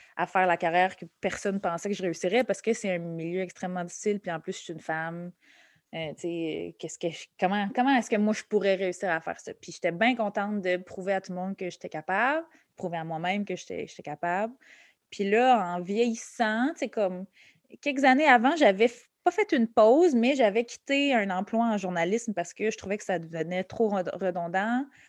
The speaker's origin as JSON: {"language": "French", "town": "Laval", "region": "Quebec", "country": "Canada", "tie": "born or raised there", "also_born_or_lived": "Montreal", "said": "je suis née à Montréal, je suis née à Hochelaga Maisonneuve. Euh, j'ai passé les six premières années de ma vie ici, puis après ça, on a déménagé euh, à Laval, en banlieue"}